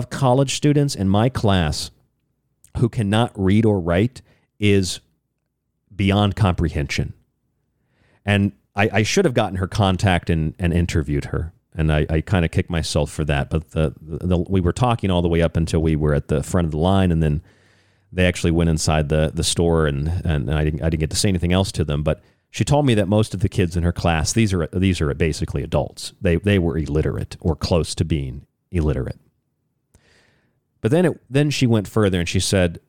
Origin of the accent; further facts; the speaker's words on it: Florida, United States; also born or lived in Rochester, New York; now in Tucson, United States; the state of Florida, my home state